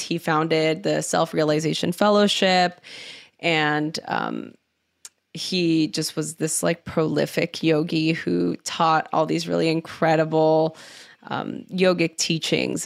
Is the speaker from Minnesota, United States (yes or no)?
no; Los Angeles, California, United States; I grew up in East Los Angeles